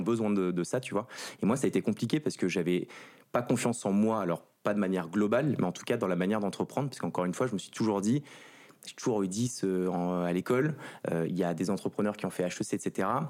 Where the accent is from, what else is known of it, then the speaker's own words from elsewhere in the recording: Ville-d'Avray, Île-de-France, France; also born or lived in Saint-Cloud; je viens du 92, pas très loin d'ici